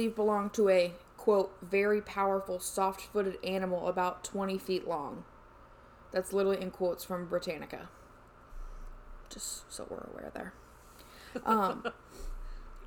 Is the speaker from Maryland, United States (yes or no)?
no; Indiana, United States; I'm from Indiana, so it's fucking all cornfields.